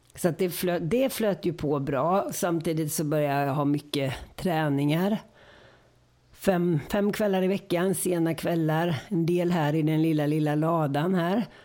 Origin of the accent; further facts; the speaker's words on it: Gothenburg, Västra Götaland, Sweden; also born or lived in Örebro; Och sen flyttade vi till Göteborg och då var det Gamla Bö, ridskolan i Göteborg.